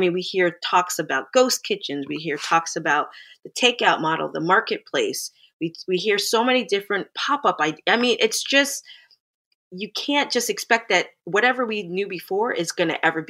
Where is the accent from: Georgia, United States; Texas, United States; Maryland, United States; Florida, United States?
Florida, United States; Plantation; moved away as an adult; now in Toronto, Canada; my family, we migrated to the U.S. in the 80s, early 80s, and I grew up in South Florida in an area called Plantation, Florida.